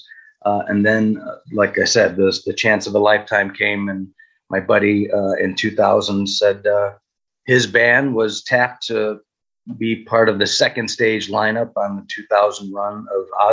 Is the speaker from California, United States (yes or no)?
no; Cicero, Illinois, United States; also born or lived in Arizona / South Florida; now in Wilton Manors, United States; I grew up in Cicero, Illinois